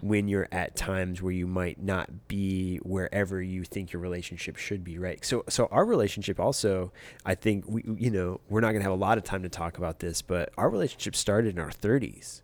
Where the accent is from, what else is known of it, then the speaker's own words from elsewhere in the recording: Michigan, United States; now in Los Angeles, United States; we both grew up in the same state